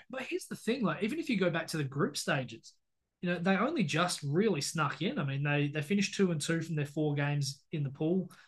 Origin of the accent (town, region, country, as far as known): Australia